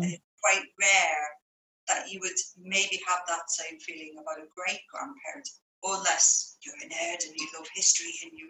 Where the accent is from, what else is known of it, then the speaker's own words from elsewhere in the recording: Liverpool, North West England, United Kingdom; also born or lived in Ireland / Spain; we've been moving around quite a few places, and you probably hear that on my accent as well, but Ireland was on the map, as was Spain, and bits of my childhood there, and then Liverpool during the high school years